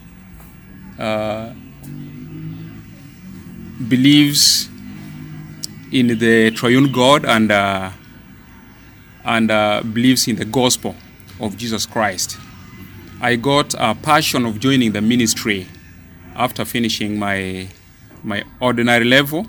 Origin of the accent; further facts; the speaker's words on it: Nebbi, Northern Region, Uganda; first language Alur; English is a second language; I am coming from Nebbi Diocese Church of Uganda